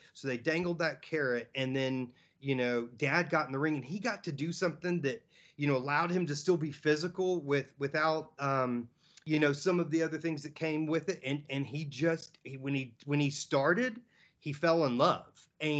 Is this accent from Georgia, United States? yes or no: yes; Georgia, United States; also born or lived in Tampa / Pensacola / Baton Rouge / Oklahoma; I was born in Tampa. I know we lived in Pensacola, Baton Rouge, Oklahoma, North Carolina, Tennessee, and then Georgia, all before I was five.